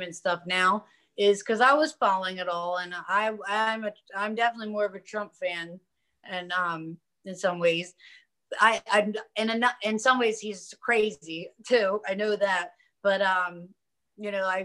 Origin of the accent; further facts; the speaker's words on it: Delaware, United States; my home state of Delaware